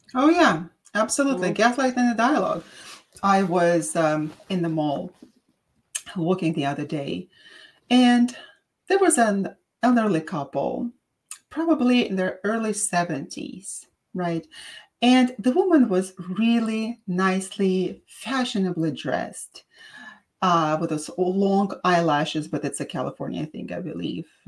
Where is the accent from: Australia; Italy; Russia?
Russia; accent: Russian; English is a second language; now in San Diego, United States; They asked me where my accent was from, and I said Russian